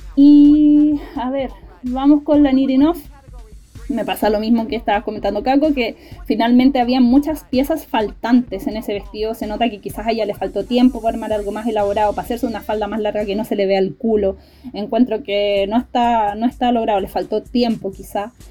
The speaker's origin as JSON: {"language": "Spanish", "town": "Punta Arenas", "region": "Magallanes and Chilean Antarctica", "country": "Chile", "said": "yo soy de Punta Arenas"}